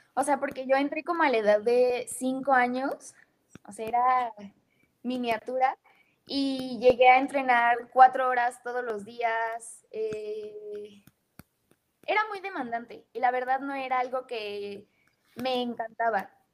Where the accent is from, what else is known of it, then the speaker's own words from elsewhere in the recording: Mexico; also born or lived in United States; me regresé para México. O sea, el objetivo era que yo naciera allá